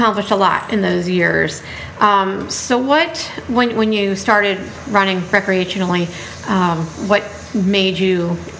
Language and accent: English; Ellicott City, Maryland, United States; my hometown here in Ellicott City